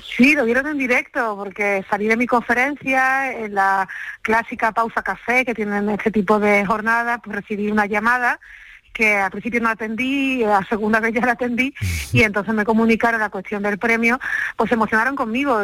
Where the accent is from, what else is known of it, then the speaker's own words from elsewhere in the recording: Andalusia, Spain; yo como andaluza